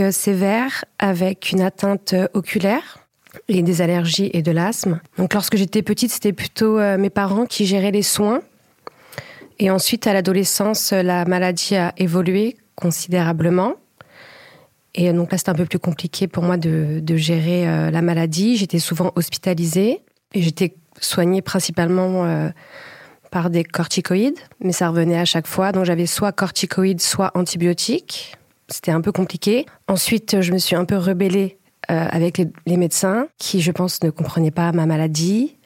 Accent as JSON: {"language": "French", "town": "Paris", "region": "Île-de-France", "country": "France", "said": "je suis originaire de Paris"}